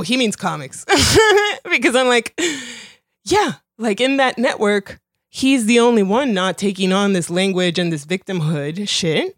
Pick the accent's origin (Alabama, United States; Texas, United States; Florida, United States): Florida, United States; Miami; English is a second language; also born or lived in Colombia; having, like, been Colombian and having English not be my first language and moving to Miami and then growing up around Cubans